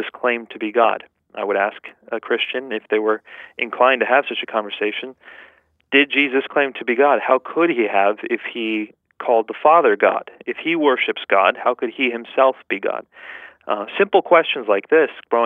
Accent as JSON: {"language": "English", "country": "United States", "tie": "born or raised there", "said": "growing up in the United States, after my parents had immigrated to here"}